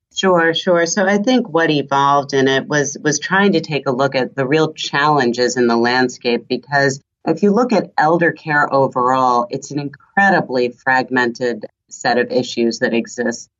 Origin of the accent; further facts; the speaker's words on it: the suburbs of New York City, United States; first language German; English is a second language; also born or lived in Switzerland; German's my first language. Was raised in the suburbs of New York City.